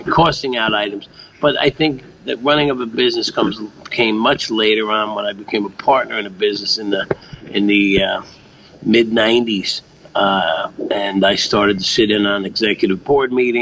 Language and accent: English; United States; growing up near New York City